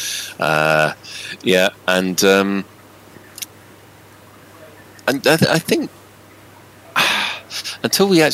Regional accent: Glasgow, Scotland, United Kingdom

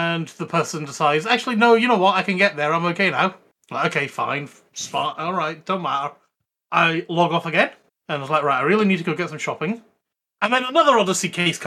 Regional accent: United Kingdom; we're British

